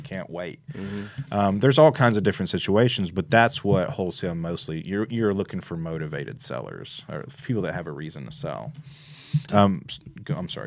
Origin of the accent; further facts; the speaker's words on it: Memphis, Tennessee, United States; moved away as an adult; also born or lived in Little Rock, Arkansas; now in Jackson, United States; I'm originally from Memphis. Uh, I moved to Jackson in about 2012.